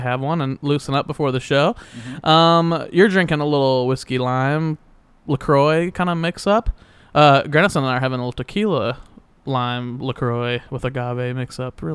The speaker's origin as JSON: {"language": "English", "town": "Wichita", "region": "Kansas", "country": "United States", "said": "I'm from Wichita."}